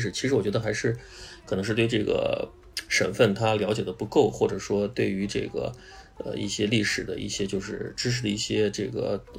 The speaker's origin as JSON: {"language": "Chinese", "region": "Shaanxi", "country": "China", "said": "包括那个跟我们陕西人在抢的那个壶口瀑布"}